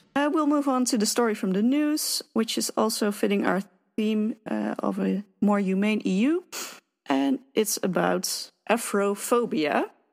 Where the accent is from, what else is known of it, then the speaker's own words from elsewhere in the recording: Netherlands; being a Dutch person